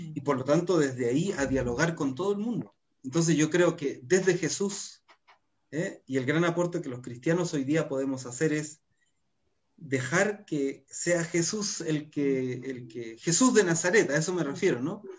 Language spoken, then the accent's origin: Spanish; Chile